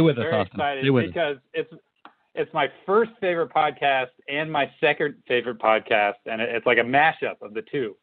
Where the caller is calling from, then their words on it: Kansas City, United States; I'm in Kansas City.